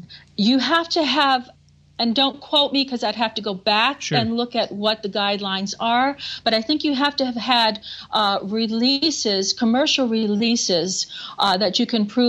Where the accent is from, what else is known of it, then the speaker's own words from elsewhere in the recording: New Orleans, Louisiana, United States; now in New York, United States; I grew up with the funeral processions, and then the Cajun influence. And I'm Cajun French, so we're used to dancing to happy music.